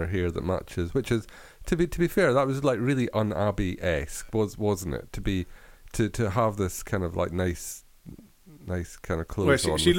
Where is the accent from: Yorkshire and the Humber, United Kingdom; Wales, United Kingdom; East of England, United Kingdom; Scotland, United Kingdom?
Scotland, United Kingdom; I am Scottish.